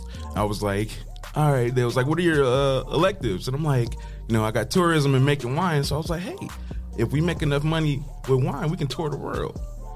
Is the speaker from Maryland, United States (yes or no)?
no; Toledo, Ohio, United States; also born or lived in Detroit, Michigan; moving to Ohio was a better choice. I was here when I was like 9.